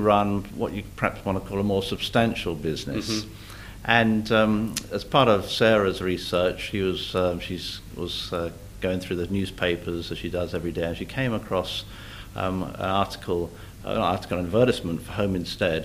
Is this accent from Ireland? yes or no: no; London, United Kingdom; now in Australia; I grew up in London, the western suburbs of London, in a place called Ruislip